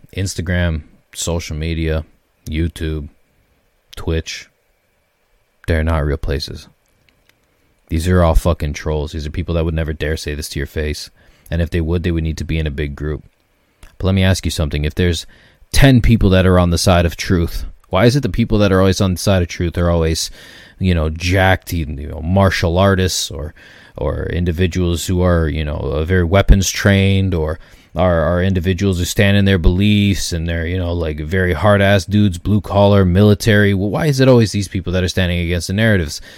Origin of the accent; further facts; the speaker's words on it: Canada; as a Canadian